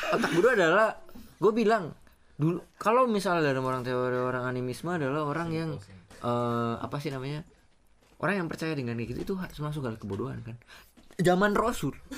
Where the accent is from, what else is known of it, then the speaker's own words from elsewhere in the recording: Java, Indonesia; orang Jawa ya gue orang Jawa